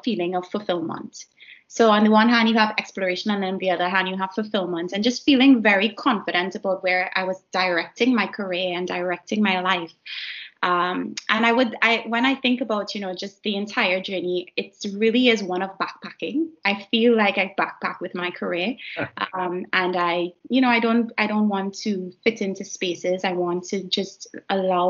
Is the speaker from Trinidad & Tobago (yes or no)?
yes; Trinidad & Tobago; moved away as an adult; also born or lived in Edinburgh, United Kingdom; my home country of Trinidad and Tobago